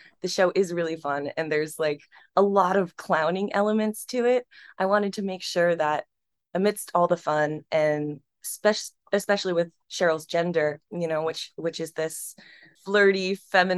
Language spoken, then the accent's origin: English; central Pennsylvania, United States; moved away; also born or lived in New York; my hometown in central Pennsylvania